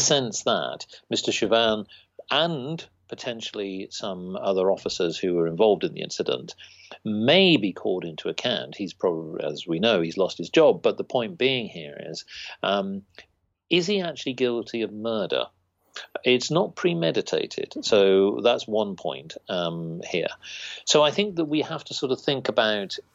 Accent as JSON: {"language": "English", "country": "United Kingdom", "said": "we're just British people"}